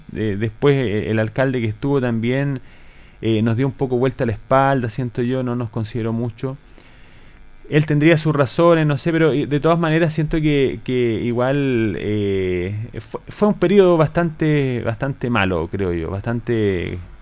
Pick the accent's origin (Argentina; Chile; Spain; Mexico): Chile; Colbún, Maule; Yo soy de Colbún originario, estudié en el liceo comercial también acá